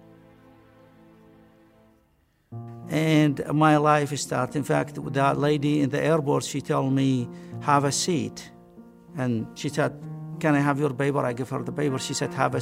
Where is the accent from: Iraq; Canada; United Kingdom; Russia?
Iraq; English is a second language; moved away as an adult; now in United States; I'm from Iraq